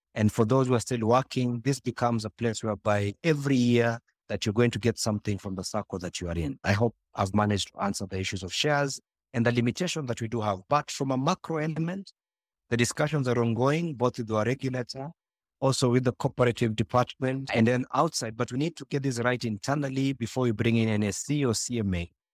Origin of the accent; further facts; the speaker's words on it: Nairobi, Kenya; I was born and raised in Kibra